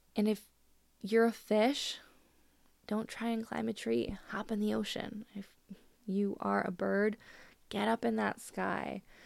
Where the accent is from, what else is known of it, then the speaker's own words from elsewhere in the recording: Canada; I'm Canadian